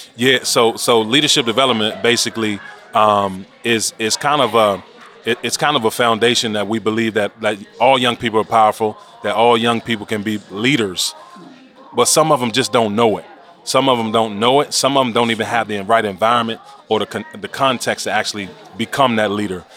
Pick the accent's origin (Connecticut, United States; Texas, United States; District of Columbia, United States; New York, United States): District of Columbia, United States; Washington; born and raised in Washington, D.C.